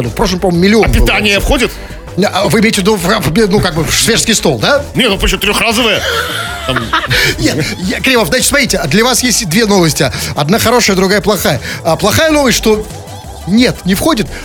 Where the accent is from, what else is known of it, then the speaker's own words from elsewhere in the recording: Saint Petersburg, Russia; Потому что вот что мы, петербуржцы, простые, не экономические петербуржцы, что мы до этого знали о экономическом форуме в Петербурге?